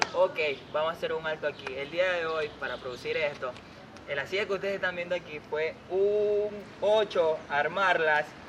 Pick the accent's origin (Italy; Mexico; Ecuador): Ecuador; Portoviejo, Manabí; mi ciudad natal, Puerto Viejo